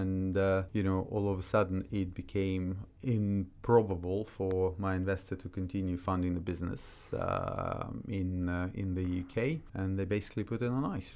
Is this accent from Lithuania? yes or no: no; Russia; moved away as an adult; also born or lived in Austria; now in London, United Kingdom; when I was growing up in Russia